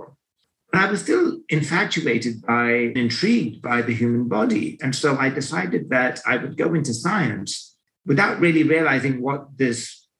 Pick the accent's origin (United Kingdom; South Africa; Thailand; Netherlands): United Kingdom; London; So I'm from Great Britain and lived in London all my life. Grew up there